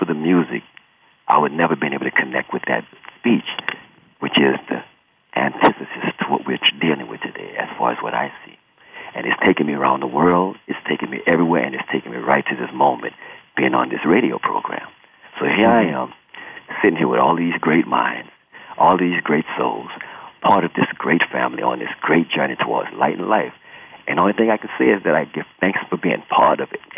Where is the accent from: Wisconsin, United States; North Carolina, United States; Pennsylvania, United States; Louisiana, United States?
Louisiana, United States; New Orleans; Being born and raised in New Orleans, you know, of course, a musical city, musical family